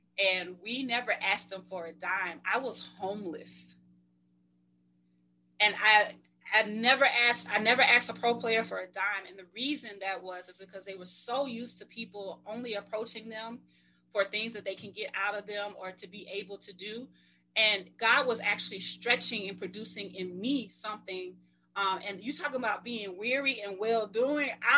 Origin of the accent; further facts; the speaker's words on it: Mississippi, United States; I'm from Mississippi, so, you know, old school